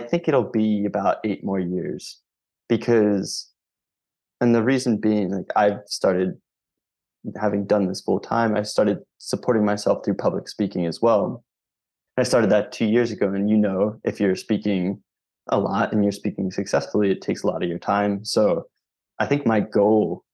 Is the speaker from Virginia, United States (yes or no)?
no; Philadelphia, Pennsylvania, United States; I'm from Philadelphia, Pennsylvania